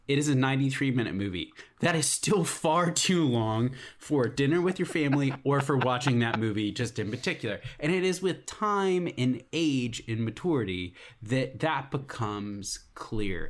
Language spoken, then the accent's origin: English; Alexandria, Virginia, United States; I grew up in Alexandria, Virginia